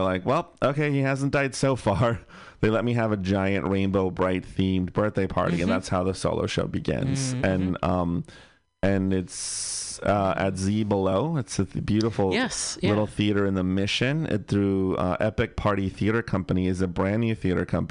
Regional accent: Bay Area, California, United States; I grew up in the Bay Area, so I was pretty lucky to live in a liberal bubble ish

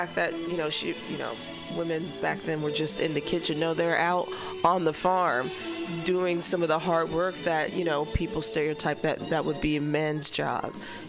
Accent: Southwest Missouri, United States; now in San Francisco, United States; I'm from Southwest Missouri, and that's where Laura Ingalls that's where she's from.

